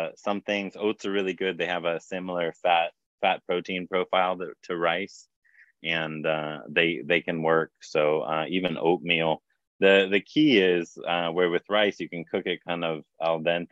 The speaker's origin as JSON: {"language": "English", "region": "Hawaii", "country": "United States", "tie": "born or raised there", "said": "I grew up in Hawaii"}